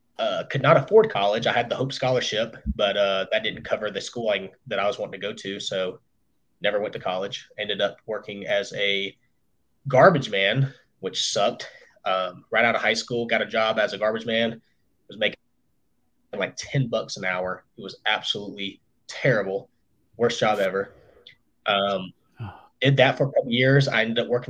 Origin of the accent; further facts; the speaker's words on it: Hiram, Georgia, United States; also born or lived in Kennesaw, Georgia; I was raised in Hiram, Georgia, which is a little bit further to the northwest of Atlanta.